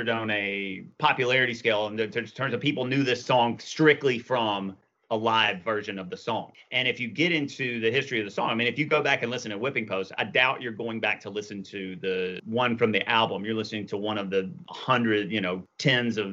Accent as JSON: {"language": "English", "region": "Mississippi", "country": "United States", "tie": "born or raised there", "said": "growing up in Mississippi"}